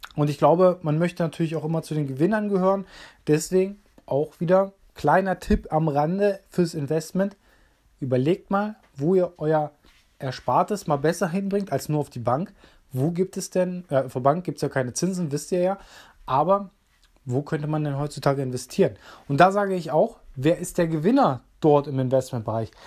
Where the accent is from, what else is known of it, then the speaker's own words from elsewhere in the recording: Germany; für uns Deutsche